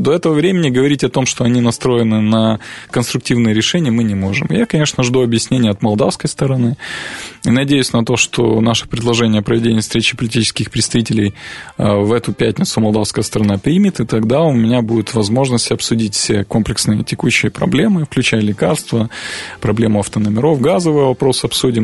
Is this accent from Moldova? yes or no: yes; Transnistria, Moldova